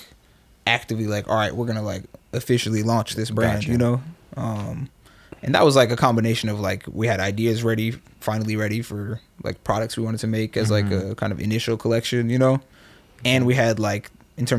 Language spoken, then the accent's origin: English; Oakland, California, United States; moved away as an adult; also born or lived in Berkeley, California; I grew up here in Oakland and Berkeley.